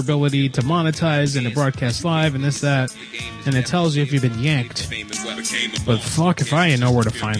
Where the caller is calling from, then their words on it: San Jose, California, United States; I'm calling from San Jose.